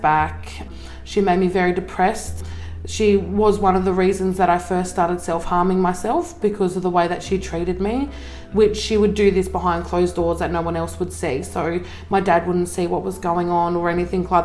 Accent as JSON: {"language": "English", "region": "northwest coast of Tasmania", "country": "Australia", "tie": "born or raised there", "also_born_or_lived": "Zeehan, Tasmania / Queensland", "said": "So I lived in Zeehan until I was about six. Moved up to the northwest coast, lived up here most of my life up until I was about, I think, 13. Lived in Queensland for a couple of years as well, so moved up there when I was 13 up until I was like 17"}